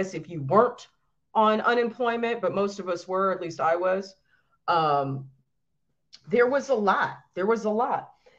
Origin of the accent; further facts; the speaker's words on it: New York, United States; I'm from New York.